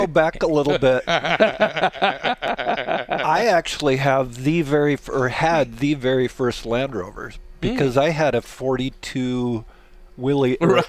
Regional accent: Pacific Northwest, Washington, United States; So I grew up out in the Pacific Northwest, mm-hmm. Washington State, and adventure was my life. I was out in the country literally

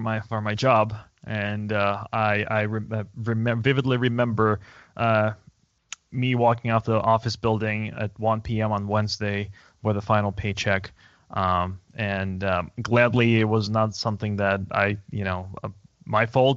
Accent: Moscow, Russia; moved away as an adult; now in San Francisco, United States; I was born and raised in Moscow

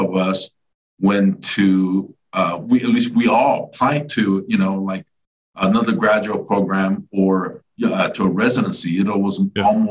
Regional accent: Fullerton, California, United States; moved away as an adult; also born or lived in South Korea / Los Angeles, California / Arizona; now in Laguna Beach, United States; Home is Fullerton, California, Orange County

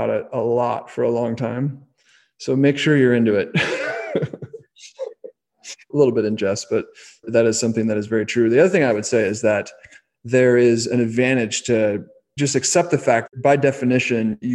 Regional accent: the Bay Area, California, United States; I grew up in the Bay Area

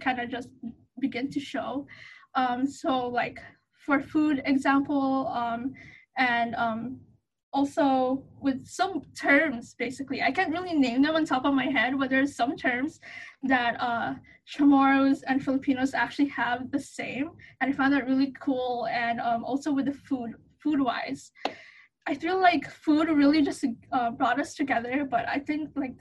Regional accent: Saipan, Northern Mariana Islands; moved away as an adult; also born or lived in Hawaii; I was actually raised in Saipan, which is like close to Guam

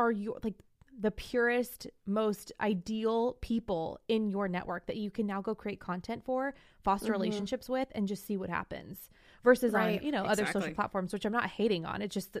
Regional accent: Morgan Hill, California, United States; Realistic would actually be in my hometown of Morgan Hill, California. Whoop, whoop. I don't live there now, but my hometown.

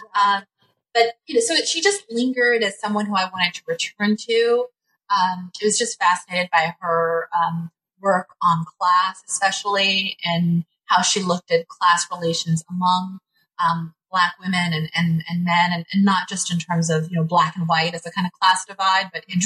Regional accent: Los Angeles, California, United States; I was born and raised in Los Angeles, California

